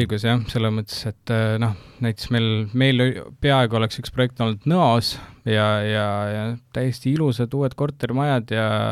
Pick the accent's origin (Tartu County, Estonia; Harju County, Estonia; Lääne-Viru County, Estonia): Harju County, Estonia; Maardu; ma tegelikult ise kasvasin üles ka Maardus